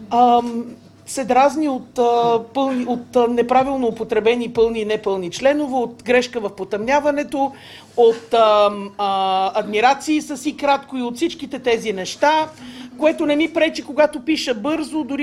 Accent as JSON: {"language": "Bulgarian", "town": "Sofia", "region": "Sofia City", "country": "Bulgaria", "tie": "born or raised there", "said": "Ами, кореняк от към мама няколко поколения назад."}